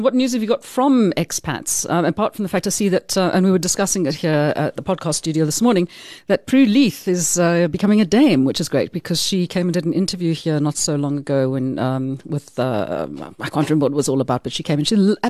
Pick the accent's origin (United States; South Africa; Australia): South Africa; I must be about the only South African woman who can't.